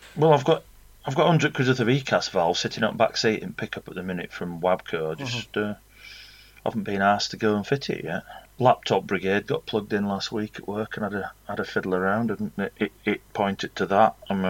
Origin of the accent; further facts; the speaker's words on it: Yorkshire and the Humber, United Kingdom; I'm a Yorkshireman